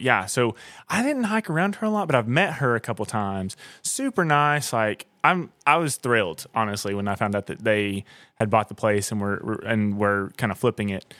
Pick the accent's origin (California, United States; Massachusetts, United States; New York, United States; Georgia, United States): Georgia, United States; Blairsville; also born or lived in Nashville; I grew up in Blairsville, Georgia